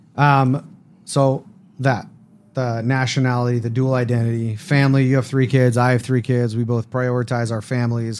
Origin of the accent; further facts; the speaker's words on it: Las Vegas, Nevada, United States; I grew up in Las Vegas, uh, first generation American born to two Israelis